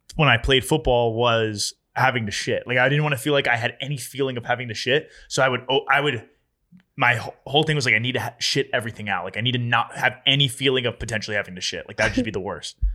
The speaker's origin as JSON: {"language": "English", "region": "New Jersey", "country": "United States", "tie": "born or raised there", "said": "my hometown"}